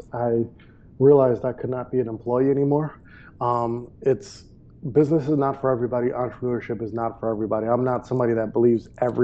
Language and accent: English; Milwaukee, Wisconsin, United States; moved away as an adult; also born or lived in Maui, Hawaii / Panama / Medellin, Colombia; I grew up in Milwaukee, Wisconsin